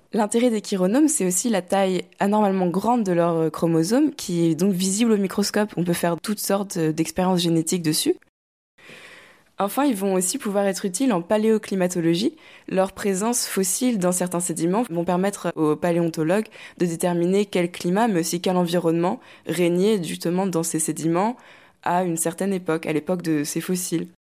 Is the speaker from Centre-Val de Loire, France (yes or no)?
no; Normandy, France; moved away as an adult; now in Rennes, France; j'ai grandi en Normandie entre la campagne et la mer